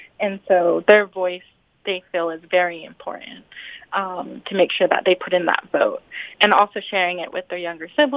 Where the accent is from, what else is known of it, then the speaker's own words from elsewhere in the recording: Albuquerque, New Mexico, United States; I grew up in Albuquerque, New Mexico, but my family is from the reservation 2 hours north of Albuquerque